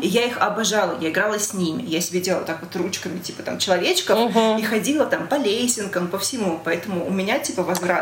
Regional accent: Russia; also born or lived in Belarus; я из России, я росла здесь

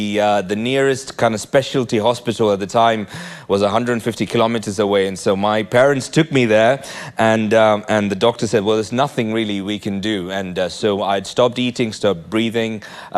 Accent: Nigeria; born there; Hey, I was born in Nigeria. Any Nigerians in the house?

